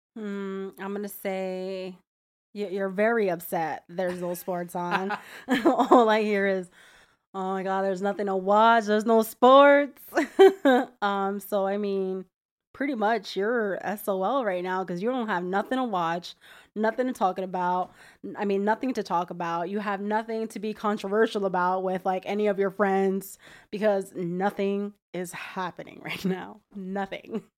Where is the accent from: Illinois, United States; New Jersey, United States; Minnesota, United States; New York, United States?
New Jersey, United States; moved away as an adult; now in Florida, United States; I'm originally from New Jersey, born and raised all my life. Been living in Florida for about five years now